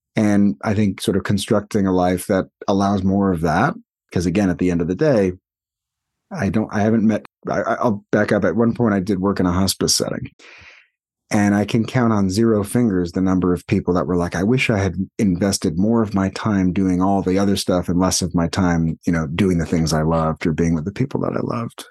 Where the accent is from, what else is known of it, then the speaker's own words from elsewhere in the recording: New York, United States; moved away as an adult; now in California, United States; more than half my life, still more than half my life is, was spent in New York